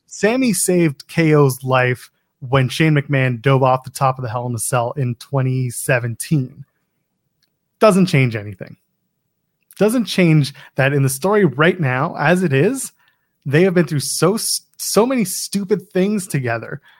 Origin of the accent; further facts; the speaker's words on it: Canada; I'm a Canadian